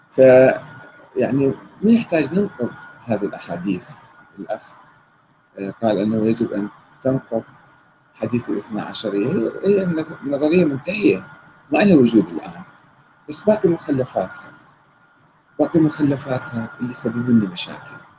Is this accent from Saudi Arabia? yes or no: no; Karbala, Karbala Governorate, Iraq; انا ابن كربلاء وشارب من الفراغ ومتربي في كربلاء